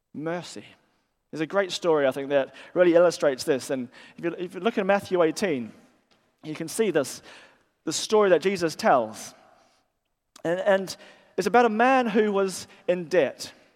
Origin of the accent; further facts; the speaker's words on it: New Zealand; moved away as an adult; now in England; they hear my accent and they, they sort of ask me where I'm from. And I'll say, well, I'm from New Zealand. And that sort of explains my accent.